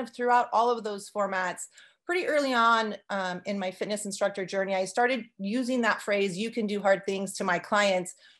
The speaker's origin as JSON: {"language": "English", "region": "California", "country": "United States", "tie": "born or raised there", "also_born_or_lived": "Arizona", "moved": "yes", "lives_now": "Montana, United States", "said": "I grew up in California and I lived in Arizona before moving here about five, six years ago"}